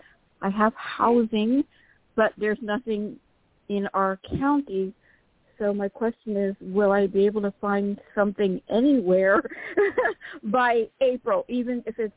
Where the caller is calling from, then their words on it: Florida, United States; Hello, Dorian. This is … from Florida.